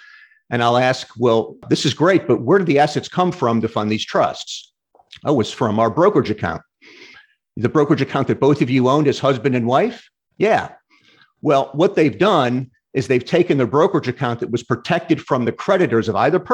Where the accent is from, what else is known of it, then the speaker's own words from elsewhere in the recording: St. Louis, Missouri, United States; now in Florida, United States; I'm originally from St. Louis